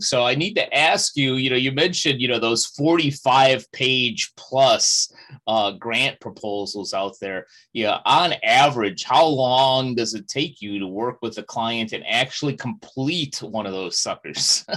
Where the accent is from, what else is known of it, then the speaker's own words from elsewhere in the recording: Chicago, Illinois, United States; my hometown of Chicago